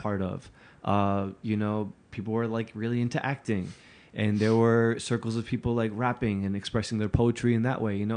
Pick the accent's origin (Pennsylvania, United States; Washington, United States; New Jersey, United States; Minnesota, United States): New Jersey, United States; Newark; when I was growing up in Newark